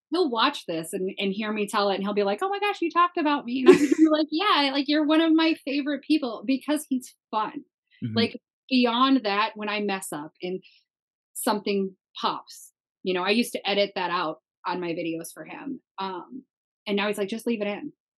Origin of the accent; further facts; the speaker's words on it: Minnesota, United States; I come from a very Christian Midwest family, right? I'm from Minnesota